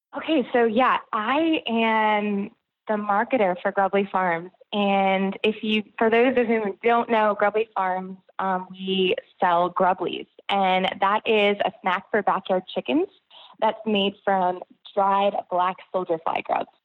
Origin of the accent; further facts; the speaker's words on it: Connecticut, United States; also born or lived in New York City; now in Georgia, United States; I grew up in Connecticut and lived in New York City for many years